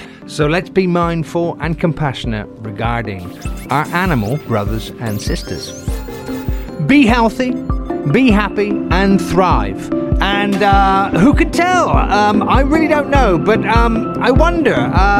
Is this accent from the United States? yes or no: no; England, United Kingdom; I'm an Englishman, so a good cuppa.